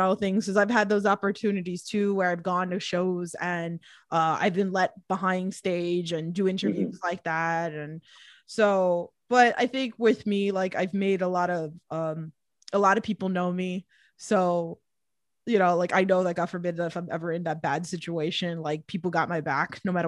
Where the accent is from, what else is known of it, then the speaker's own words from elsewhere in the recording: New York City, New York, United States; accent: thick New York accent; I'm from Queens and I have that thick accent